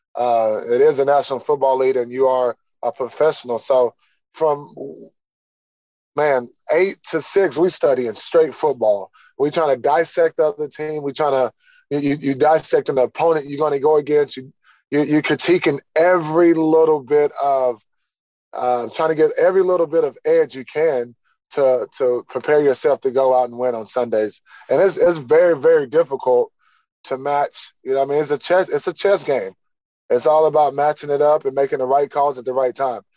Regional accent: Texas, United States; moved away; coming back my home state um, with family here

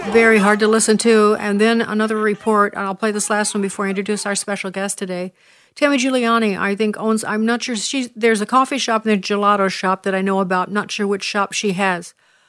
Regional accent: Canada; I'm going to ask some personal questions as a Canadian.

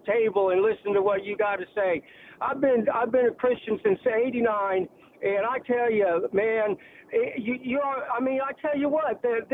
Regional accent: Georgia, United States; now in Florida, United States; I'm Georgia and actually live in Florida now

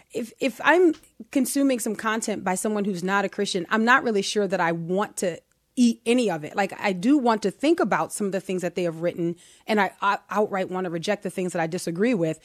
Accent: United States; I am an American

